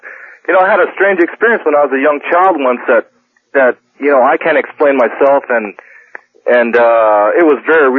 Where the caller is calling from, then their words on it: Littlerock, California, United States; I'm calling from Little Rock, California.